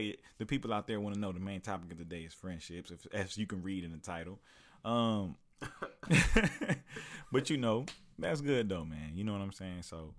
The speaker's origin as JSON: {"language": "English", "region": "Oklahoma", "country": "United States", "said": "Yeah, especially I'm from Oklahoma"}